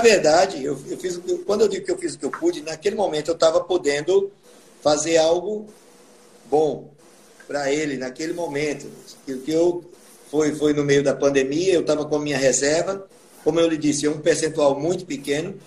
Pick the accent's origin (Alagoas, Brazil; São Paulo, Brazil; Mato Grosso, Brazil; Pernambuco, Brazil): Alagoas, Brazil; Atalaia; eu aprendi a tocar teclado com o teclado da Casa de Cultura de Atalaia, que é a minha terra natal